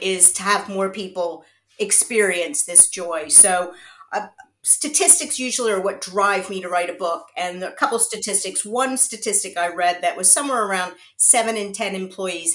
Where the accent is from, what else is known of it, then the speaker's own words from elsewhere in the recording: United States; moved away as an adult; now in United Kingdom; So I am American. I was born in the US, and I started my career out in the US